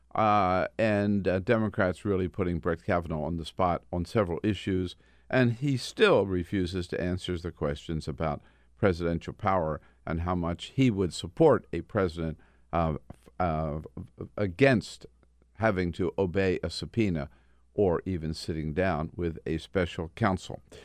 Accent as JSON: {"language": "English", "region": "Delaware", "country": "United States", "tie": "born or raised there", "said": "in the state of Delaware, my home state."}